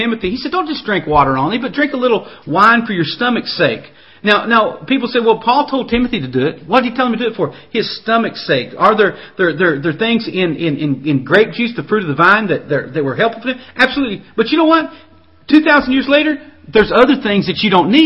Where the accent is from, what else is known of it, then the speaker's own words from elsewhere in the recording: the South, United States; I was raised in the South